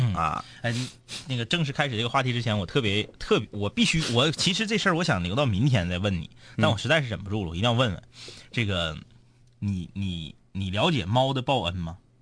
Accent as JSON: {"language": "Chinese", "town": "Changchun", "region": "Jilin", "country": "China", "tie": "born or raised there", "said": "而我呢，是成长在 东长路"}